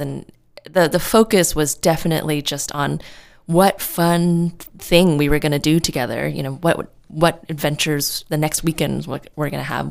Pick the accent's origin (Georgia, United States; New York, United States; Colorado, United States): New York, United States; New York City; moved away as an adult; now in California, United States; I'm from New York City and I moved out to California on my own